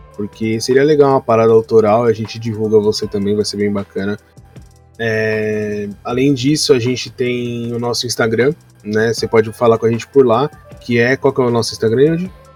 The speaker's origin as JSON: {"language": "Portuguese", "region": "São Paulo", "country": "Brazil", "said": "Meu pai veio de Portugal, minha mãe nasceu em Salvador e eu sou de São Paulo."}